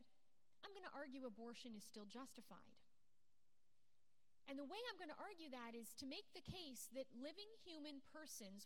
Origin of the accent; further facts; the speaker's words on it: Canada; I'm born and raised in Canada, but my dad is actually from Scotland